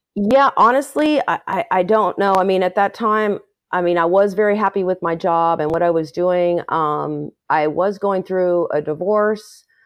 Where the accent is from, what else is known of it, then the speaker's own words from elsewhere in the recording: Los Angeles, California, United States; moved away as an adult; also born or lived in Chapel Hill, North Carolina; I grew up in Northridge, California, which, um, is in the San Fernando Valley. It's a suburb of Los Angeles.